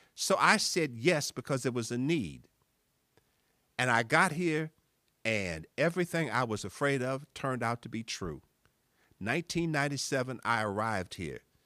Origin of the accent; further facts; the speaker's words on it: East St. Louis, Illinois, United States; moved away; also born or lived in Beloit, Wisconsin; I'm from East Saint Louis